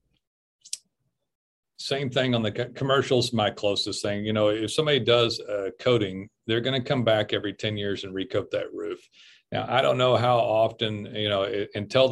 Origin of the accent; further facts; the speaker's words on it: Texas, United States; I'm from Texas